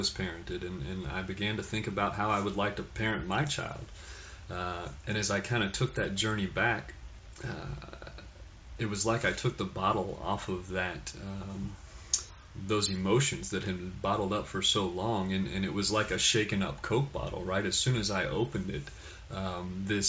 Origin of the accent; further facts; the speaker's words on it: Fort Worth, Texas, United States; I was born in Fort Worth, Texas